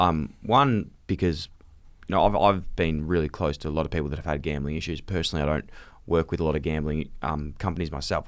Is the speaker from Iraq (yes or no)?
no; Australia; we grew up here in Australia